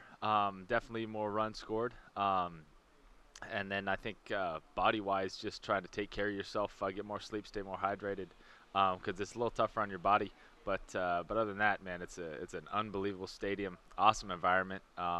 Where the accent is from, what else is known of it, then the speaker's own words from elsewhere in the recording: Corvallis, Oregon, United States; moved away; also born or lived in California / Washington; I was born in Corvallis, Oregon